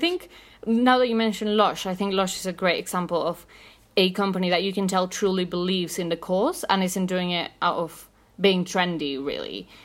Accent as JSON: {"language": "English", "region": "Mexico City", "country": "Mexico", "said": "I'm from Mexico City."}